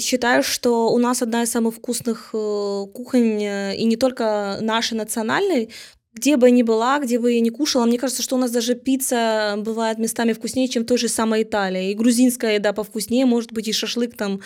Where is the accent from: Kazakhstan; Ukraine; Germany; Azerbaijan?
Ukraine; мы из Украины